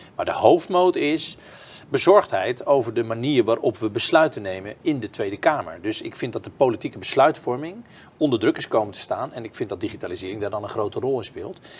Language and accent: Dutch; Kloetinge, Zeeland, Netherlands; Ik ben opgegroeid in Kloetingen, een heel klein dorpje in de buurt van Goes